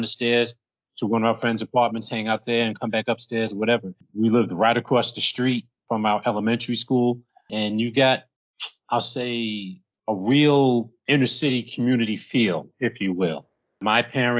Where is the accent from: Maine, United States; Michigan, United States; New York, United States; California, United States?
New York, United States; New York City; I was raised by a two-parent household with one younger brother in what is known as the East New York section of Brooklyn, New York